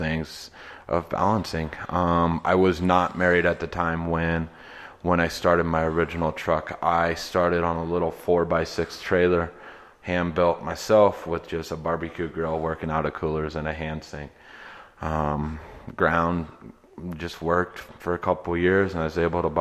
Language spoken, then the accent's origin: English; Northeast Nebraska, United States; also born or lived in East Coast; now in Denver, United States; I grew up in Northeast Nebraska originally